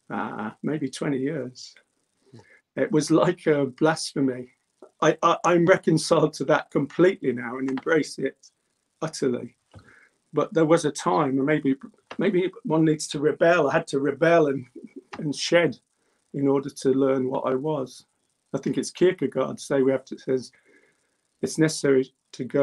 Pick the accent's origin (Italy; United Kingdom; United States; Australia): United Kingdom; Birmingham, West Midlands; I was born in England. I am English, but my parents were immigrants. And we lived in the central part of Birmingham called Handsworth.